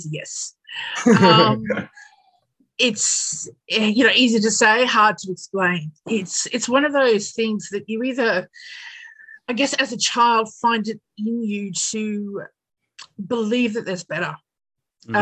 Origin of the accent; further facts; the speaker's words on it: Australia; I'm an Aussie, couple of generations now